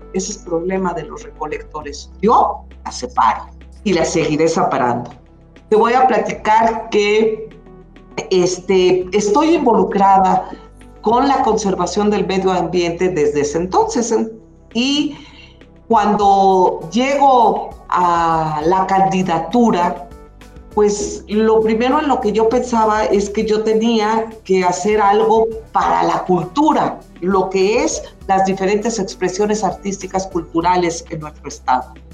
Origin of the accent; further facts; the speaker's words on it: Hidalgo, Mexico; also born or lived in Mexico City; me siento muy orgullosa de ser eh, hidalguense